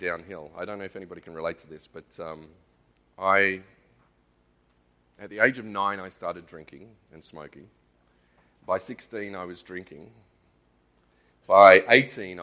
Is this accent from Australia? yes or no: yes; Australia; accent: Australian; We moved to Australia when I was 5. Yes, I'm Australian.